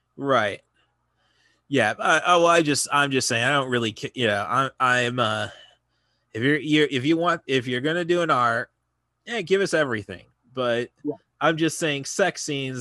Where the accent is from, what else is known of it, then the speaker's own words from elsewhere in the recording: Morton, Illinois, United States; now in Champaign, United States; my hometown of Morton